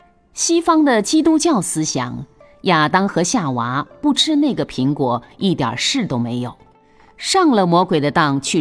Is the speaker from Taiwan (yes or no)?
no; China; 孔子集中国文化之大成，我们中国人自己对他的封号最好，大成至圣先师